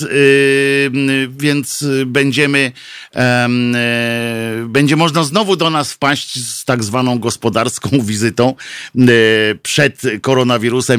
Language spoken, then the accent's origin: Polish; Tricity, Pomeranian Voivodeship, Poland; ja jestem z Trójmiasta